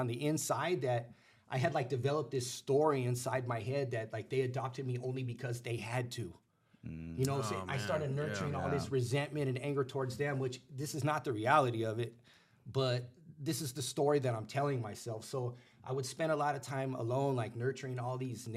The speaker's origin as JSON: {"language": "English", "town": "Los Angeles", "region": "California", "country": "United States", "tie": "born or raised there", "also_born_or_lived": "Pacoima / Sun Valley / North Hollywood / Northridge", "said": "I grew up in the San Fernando Valley"}